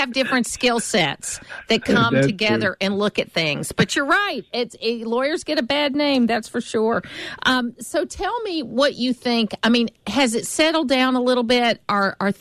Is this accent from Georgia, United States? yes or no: yes; South DeKalb County, Georgia, United States; I grew up in South DeKalb County. I went to DeKalb County schools.